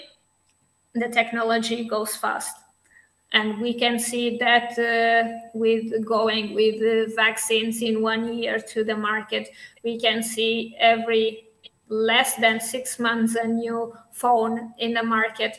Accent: Portugal; moved away; I came from Portugal.

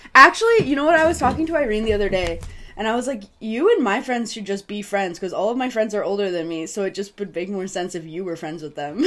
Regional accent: Missouri, United States; I was from Missouri

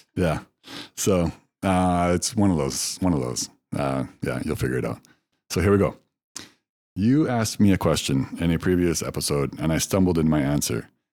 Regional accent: United States; moved away as an adult; also born or lived in China; as a Westerner, as an American

